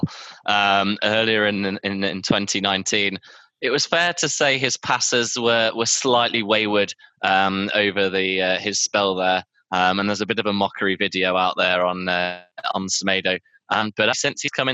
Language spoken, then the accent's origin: English; Toronto, Ontario, Canada; I'm from Toronto.